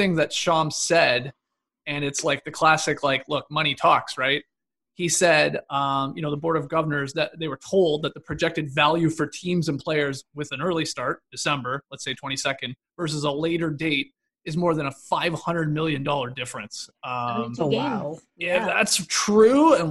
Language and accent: English; Stratford, Ontario, Canada; moved away as an adult; now in United States; I'm obviously from Canada. I'm from Stratford specifically.